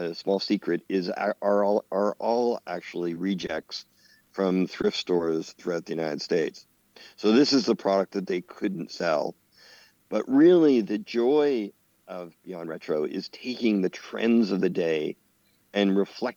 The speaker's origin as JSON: {"language": "English", "country": "Canada", "said": "in Canada, being a Canadian"}